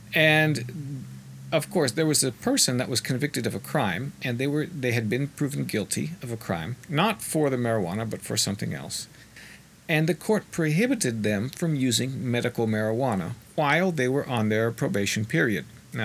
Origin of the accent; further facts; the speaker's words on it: Colorado, United States; I have a little bit of news from my home state of Colorado.